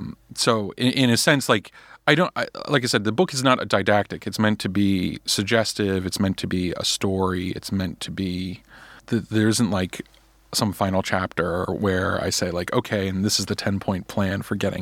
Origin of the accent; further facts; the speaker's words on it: United States; the kind of culture I was raised in America, the education I was given